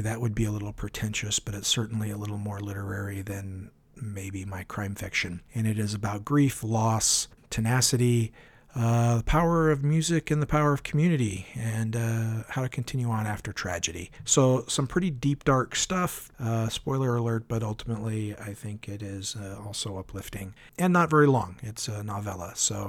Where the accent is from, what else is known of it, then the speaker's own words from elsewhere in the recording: Washington, United States; now in Oregon, United States; And at the time, I was from Washington. Now I live in Oregon, where he has lived for a long while.